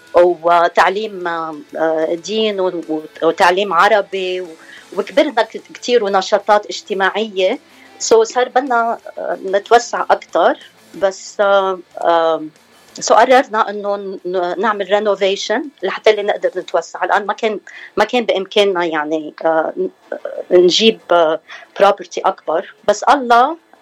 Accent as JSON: {"language": "Arabic", "town": "Hammana", "region": "Mount Lebanon", "country": "Lebanon", "moved": "as an adult", "lives_now": "Orange County, United States", "said": "من بلدة كتير حلوة بلبنان اسمها حمانة هي بجبل لبنان قضاء بعبدة"}